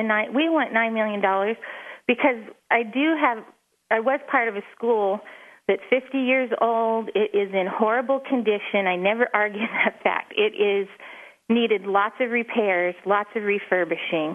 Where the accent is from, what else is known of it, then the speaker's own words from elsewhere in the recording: Northern California, United States; I am from Northern California.